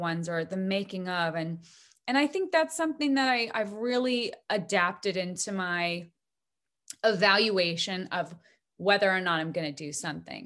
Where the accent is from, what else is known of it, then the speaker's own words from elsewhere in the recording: Bozeman, Montana, United States; Gibson guitars are made in my hometown of Bozeman, Montana